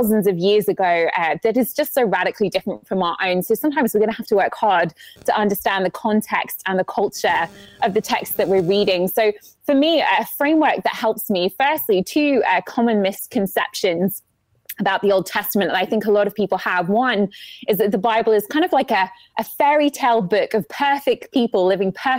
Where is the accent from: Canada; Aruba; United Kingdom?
United Kingdom; England; moved away as an adult; now in Atlanta, United States; I'm from England